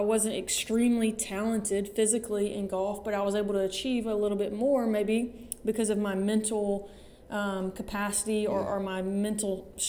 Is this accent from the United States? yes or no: yes; Alabama, United States; So I grew up, my dad and my mom are pastors. They pastor a church there in Alabama.